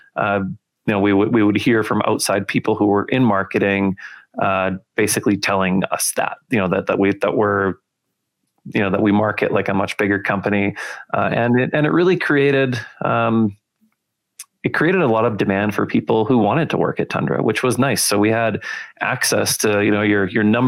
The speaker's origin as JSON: {"language": "English", "town": "Winnipeg", "region": "Manitoba", "country": "Canada", "tie": "born or raised there", "moved": "as an adult", "lives_now": "Calgary, Canada", "said": "I grew up in Winnipeg. So I was a prairie guy pretty much my whole life. And today I live in Calgary"}